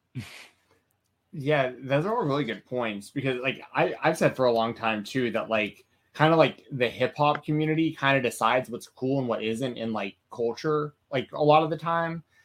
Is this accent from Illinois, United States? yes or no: no; Atlanta, Georgia, United States; I'm from Atlanta